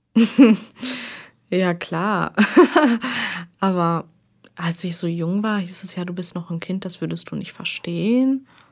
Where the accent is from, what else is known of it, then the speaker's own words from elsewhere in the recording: Arnsberg, North Rhine-Westphalia, Germany; nach Arnsberg, also so halt in meine Heimat